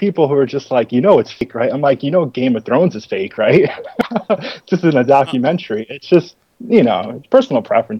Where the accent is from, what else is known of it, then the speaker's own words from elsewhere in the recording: New York, United States; since I'm from New York, we say it like Tony Soprano would